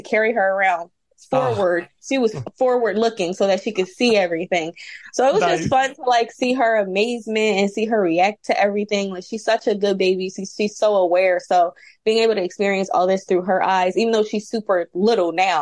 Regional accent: Philadelphia, Pennsylvania, United States; moved away; I'm from Philadelphia

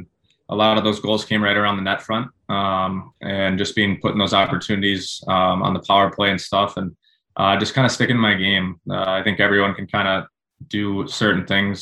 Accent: Minnesota, United States; growing up in Minnesota

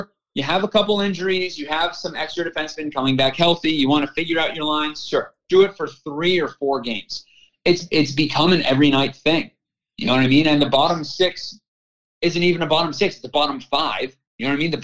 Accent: Erie, Pennsylvania, United States; moved away as an adult; also born or lived in Syracuse, New York; now in Buffalo, United States; growing up in Erie, Pennsylvania

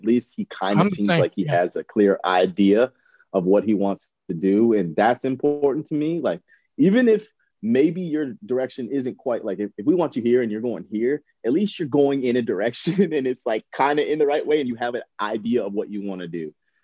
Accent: United States; as an American

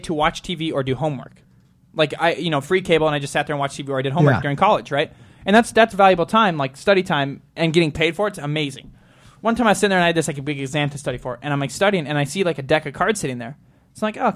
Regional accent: Montana, United States; I'm from Montana.

